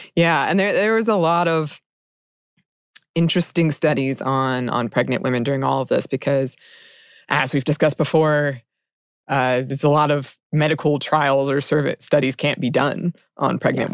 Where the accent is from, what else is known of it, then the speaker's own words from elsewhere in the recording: United States; as an American